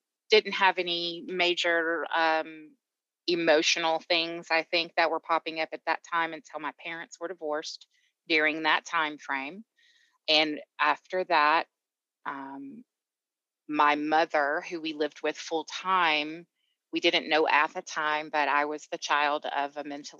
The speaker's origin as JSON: {"language": "English", "town": "Atlanta", "region": "Georgia", "country": "United States", "moved": "yes", "lives_now": "Colorado, United States", "said": "I am originally from Georgia, Atlanta, hence the accent."}